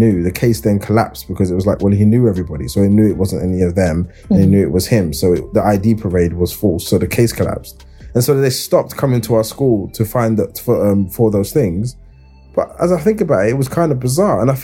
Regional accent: London, United Kingdom; I grew up in Hackney, and I went to school in Islington

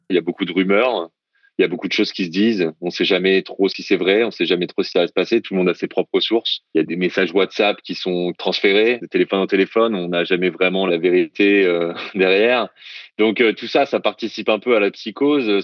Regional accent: France; moved away as an adult; now in Hong Kong; pour moi en tant que Français

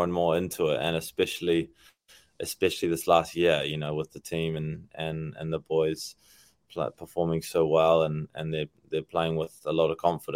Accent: New Zealand; moved away; also born or lived in South Africa; when I was young, growing up in New Zealand originally

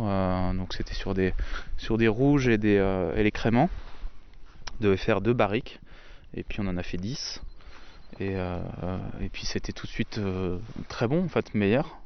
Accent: Lorraine, Grand Est, France; moved away; also born or lived in Rosheim, Alsace; je suis pas originaire du sud de la France, je suis lorrain

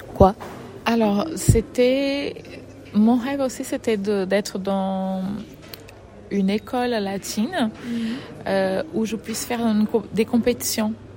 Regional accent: Fortaleza, Ceará, Brazil; French is a second language; moved away as an adult; now in France; je suis brésilienne. Je viens euh, de Fortaleza, du Nord-Est, Ou... le Nord-Est du Brésil, où j'ai j'ai grandi dans le milieu de la danse

